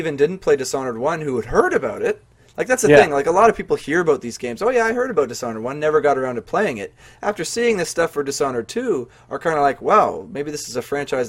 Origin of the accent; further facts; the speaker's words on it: Canada; Maybe it's just because we're Canadian, eh?